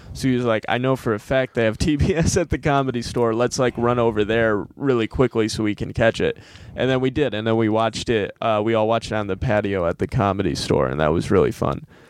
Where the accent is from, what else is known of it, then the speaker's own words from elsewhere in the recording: Monroe, Michigan, United States; also born or lived in Ann Arbor, Michigan; my hometown, which is Monroe, Michigan